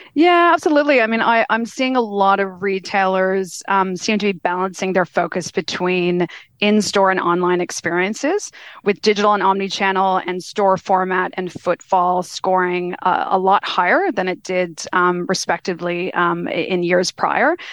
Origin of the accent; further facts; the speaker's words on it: Canada; now in Australia; I always like to introduce myself as a Kanazi. So I'm a Canadian Australian now